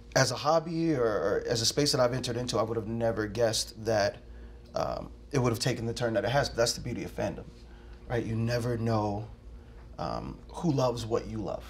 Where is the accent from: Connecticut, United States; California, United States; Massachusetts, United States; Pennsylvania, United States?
Pennsylvania, United States; Philadelphia; my life growing up in Philadelphia